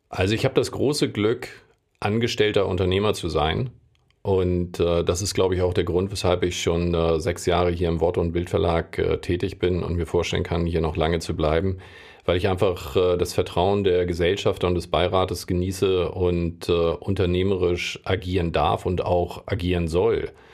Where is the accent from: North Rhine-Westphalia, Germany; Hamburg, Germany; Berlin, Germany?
Hamburg, Germany; ich bin Hamburger, ich liebe Hamburg